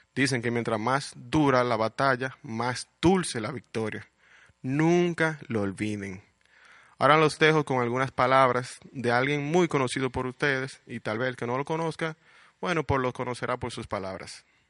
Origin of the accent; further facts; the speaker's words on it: Puerto Plata, Dominican Republic; also born or lived in Santo Domingo / Santiago; Nací en Santo Domingo, pero mis padres me llevaron a vivir a Puerto Plata a la edad de dos años. O sea que soy totalmente puertoplateño.